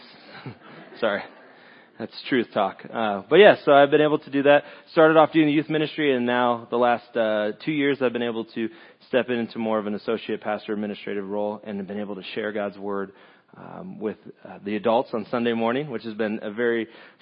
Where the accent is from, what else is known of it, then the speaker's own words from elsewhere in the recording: California, United States; moved away as an adult; now in Lake of the Ozarks, United States; Originally from California